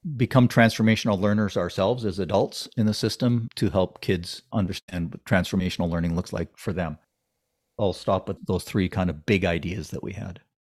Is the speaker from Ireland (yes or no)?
no; Ontario, Canada; now in British Columbia, Canada; I grew up in Ontario and went to school in Ontario